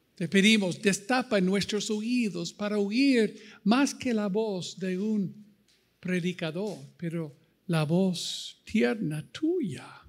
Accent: United States; Spanish is a second language; moved away as an adult; also born or lived in Costa Rica / Ecuador; now in Chapala, Mexico; Cuando salimos de los Estados Unidos en 84, salí de un pastoreado allí

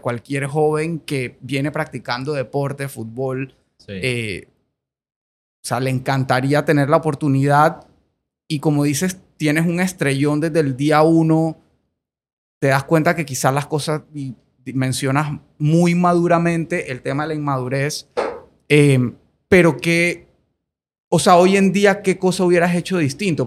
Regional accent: Colombia; moved away as an adult; now in Panama; yo nací en Colombia, viví 18 años en Colombia, ahora soy panameño full

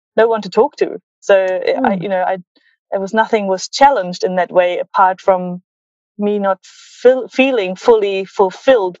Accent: Berlin, Germany; growing up in Berlin and having like a German upbringing

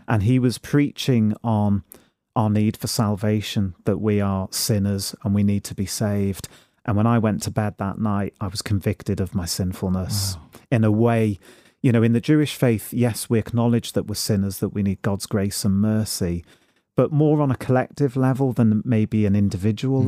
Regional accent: Liverpool, North West England, United Kingdom; moved away as an adult; now in Northampton, United Kingdom; I went to Mass in Liverpool and it was the first time I could receive Holy Communion in my hometown.

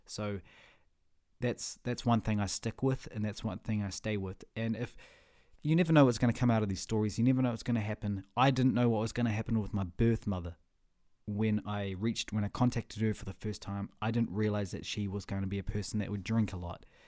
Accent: Whangarei, Northland, New Zealand; also born or lived in Russia; I was raised in Whangarei

